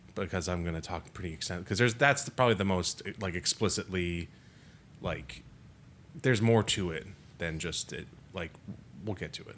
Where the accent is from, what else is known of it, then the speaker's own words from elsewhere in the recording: United States; being American citizens